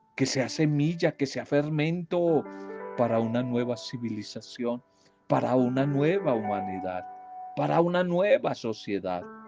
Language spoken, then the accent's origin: Spanish; Colombia; Aquí yo hablo en mi país